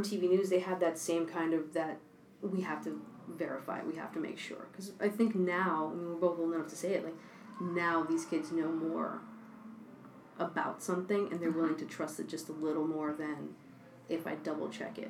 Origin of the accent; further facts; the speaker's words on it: New York, United States; I'm born and bred in New York.